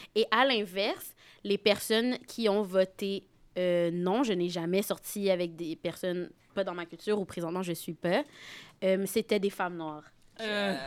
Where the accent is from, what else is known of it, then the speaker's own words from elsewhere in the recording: Saint-Basile-le-Grand, Quebec, Canada; je suis de Saint-Basile-le-Grand